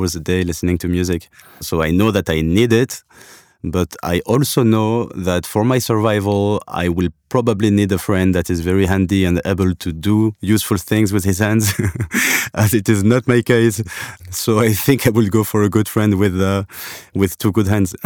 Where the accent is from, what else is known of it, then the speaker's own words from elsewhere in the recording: Algeria; I come from, uh, from Algeria. I was, I was born in Africa.